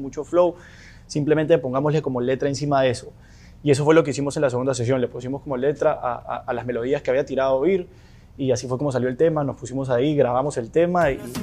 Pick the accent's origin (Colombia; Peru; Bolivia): Peru; moved away